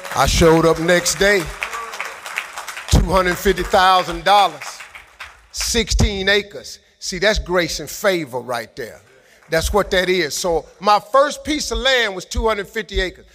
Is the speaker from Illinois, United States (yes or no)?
no; Cleveland, Ohio, United States; I'm from Cleveland.